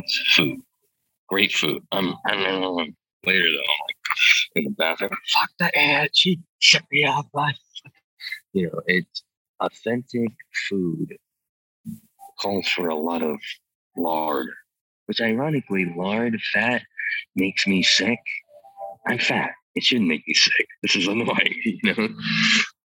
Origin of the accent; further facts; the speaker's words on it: United States; I'm an American.